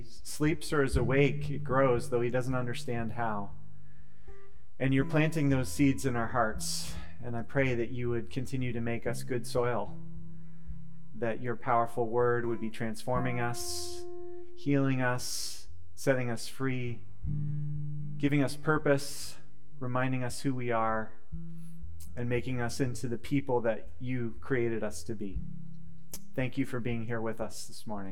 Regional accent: United States; As an American people

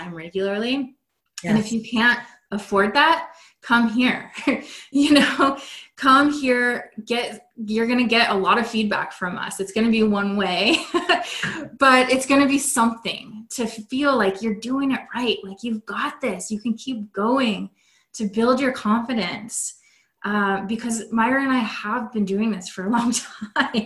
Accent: West Coast of America, United States; I'm from the West Coast of America

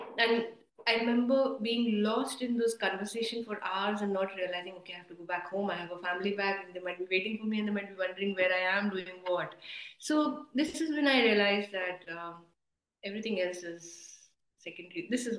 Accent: Durgapur, West Bengal, India; also born or lived in Amritsar / Asansol / Northeast India / Kolkata; So, born in Amritsar, but grew up in the Colliery Belt. We grew up in Durgapur and Asansol, and then the Northeast and Kolkata as well.

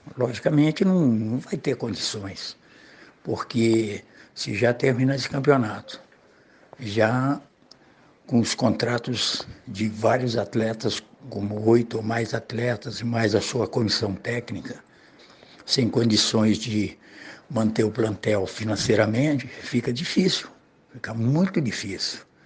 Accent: Uruguaiana, Rio Grande do Sul, Brazil; now in Cabo Frio, Brazil; Sou gaúcho, né? Eu sou de Uruguaiana, eu rodei muito, né? lá do Rio Grande do Sul, nasci lá.

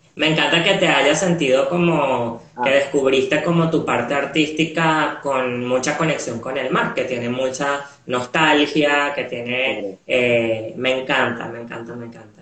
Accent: Venezuela; now in Montevideo, Uruguay; creciendo en Venezuela, a pesar de que nací en Venezuela

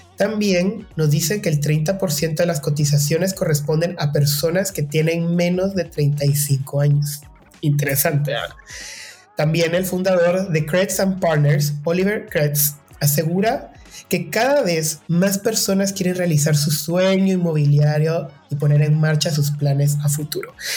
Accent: Guatemala; Guatemala, que en mi país dicen el enganche.

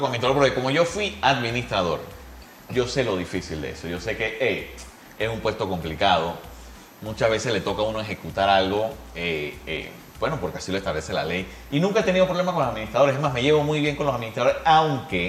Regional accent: Panama; nosotros como panameños

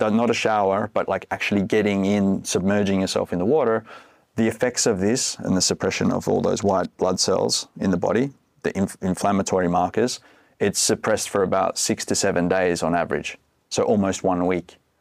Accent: Australia; moved away as an adult; now in Finland; I'm from Australia originally, been living here in Finland for fifteen years

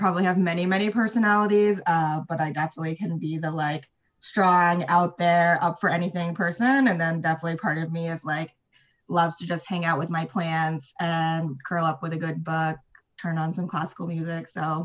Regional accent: Ithaca, New York, United States; moved away as an adult; now in New York City, United States; I am from upstate New York in a town called Ithaca

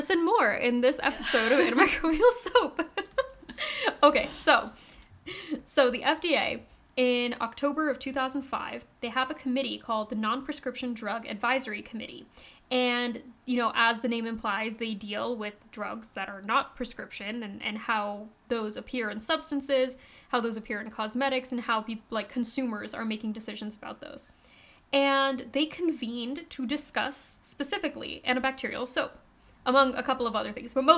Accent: United States; I, as an American

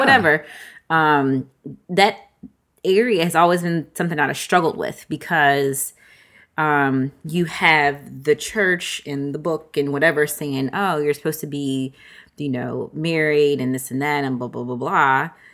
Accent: Virginia, United States; I'm from Virginia

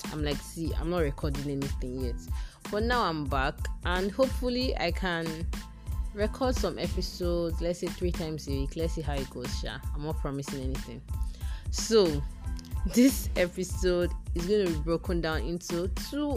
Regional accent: Nigeria; I officially concluded my 1 year as a Nigerian Corps member.

